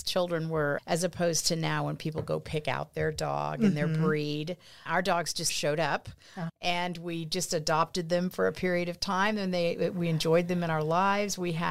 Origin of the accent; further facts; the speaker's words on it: Pleasanton, Texas, United States; I grew up in Pleasanton, Texas. We lived probably about, I don't know, 9-10 miles out of town, probably 8 or 9 miles out of town, lived on some property, always had animals, cattle, dogs, horses.